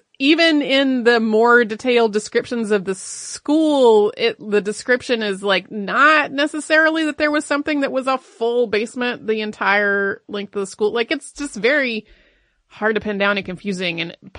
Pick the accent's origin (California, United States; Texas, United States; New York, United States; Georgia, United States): Texas, United States; I grew up in Central Texas, where the idea of a basement is laughable.